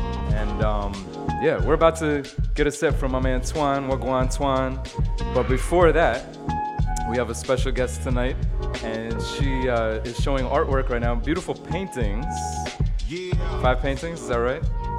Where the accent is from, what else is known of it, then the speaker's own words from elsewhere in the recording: New York City, New York, United States; I'm from Brooklyn, but I didn't even realize where that is.